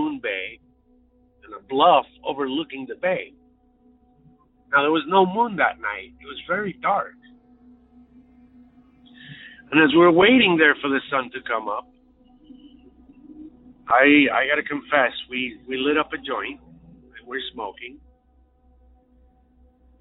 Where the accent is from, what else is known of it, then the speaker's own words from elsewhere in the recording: Puerto Rico; moved away as an adult; now in Chicago, United States; I grew up in Puerto Rico in the Caribbean